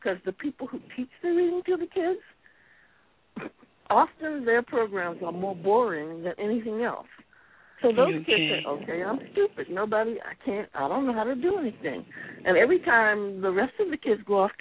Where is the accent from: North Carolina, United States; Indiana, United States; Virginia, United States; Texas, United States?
Virginia, United States; Alexandria; My mother was from Dinwiddie, Virginia, but I grew up in Alexandria, Virginia.